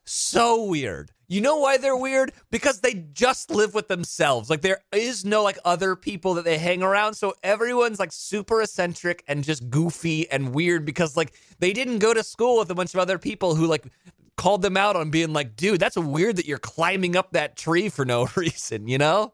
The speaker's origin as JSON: {"language": "English", "town": "Pebble Beach", "region": "California", "country": "United States", "tie": "born or raised there", "said": "in my hometown of Pebble Beach, California"}